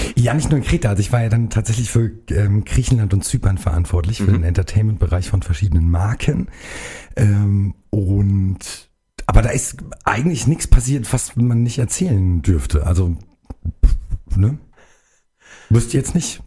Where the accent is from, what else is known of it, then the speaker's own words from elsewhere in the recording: Karben, Hesse, Germany; komme hier aus dem Nachbarkreis, aus der Wetterau, aus Karben, um genau zu sein, bei Bad Vilbel